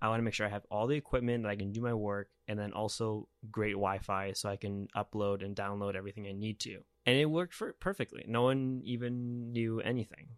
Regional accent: United States; now in Los Angeles, United States; I am from America

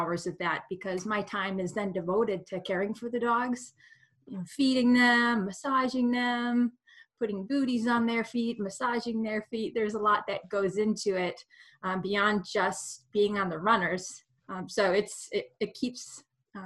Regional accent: Minnesota, United States; moved away as an adult; now in Alaska, United States; Growing up in Minnesota, I had two amazing explorers come to my school

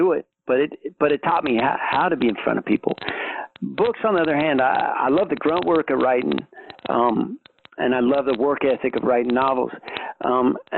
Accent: Reno, Nevada, United States; I grew up in Reno, Nevada

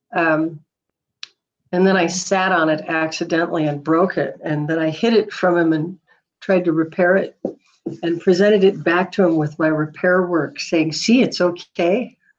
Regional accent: Duluth, Minnesota, United States; moved away as an adult; also born or lived in San Diego, California / Midland, Michigan; now in Boise, United States; I was born in San Diego, but I was raised in Minnesota

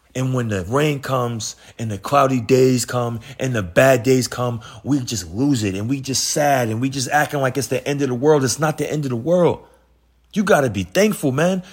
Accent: New York City, New York, United States; I come from Queens, New York

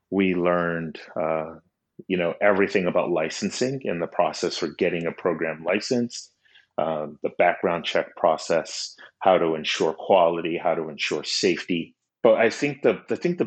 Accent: Miami, Florida, United States; I'm originally from Miami, Florida. My parents are immigrants from Honduras. And growing up, there was a really big emphasis on education

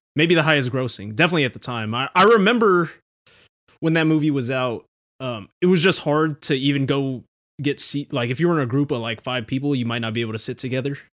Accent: Philippines; we're both Filipino, and Filipino households

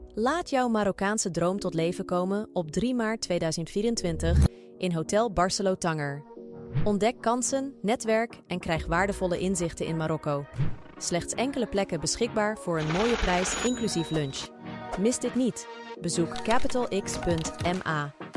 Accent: Rotterdam, South Holland, Netherlands; also born or lived in The Hague; now in Ridderkerk, Netherlands; opgegroeid, althans geboren in Den Haag. opgegroeid in Rotterdam-Zuid.

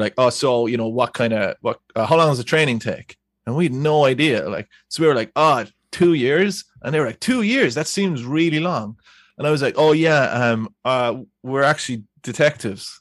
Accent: Ireland

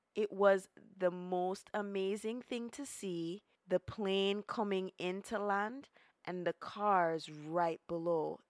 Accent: Jamaica; moved away; also born or lived in Brooklyn; I come from Jamaica

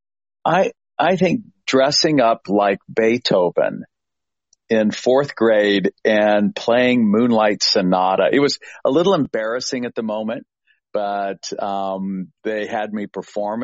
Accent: Littleton, Colorado, United States; also born or lived in Denver, Colorado; now in Annapolis, United States; it was Littleton, Colorado, born and raised in Denver

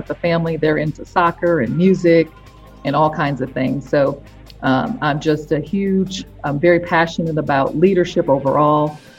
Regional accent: Iowa, United States; moved away as an adult; also born or lived in Chicago; at the time I was living in Iowa, I'm originally from Iowa

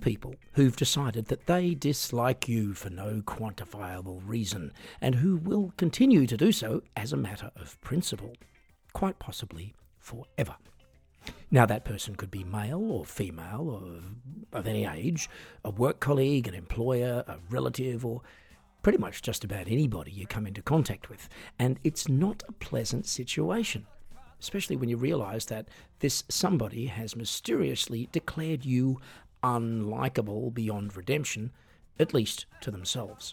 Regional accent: Australia; moved away as an adult; now in Europe

